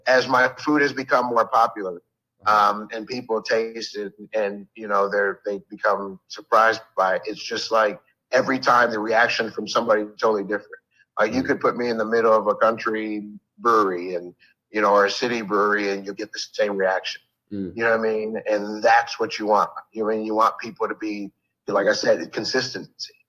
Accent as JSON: {"language": "English", "region": "Northern Virginia", "country": "United States", "tie": "born or raised there", "also_born_or_lived": "Buffalo, New York", "said": "So I've been in Northern Virginia since I was uh, seven, uh, eight, actually nine years old."}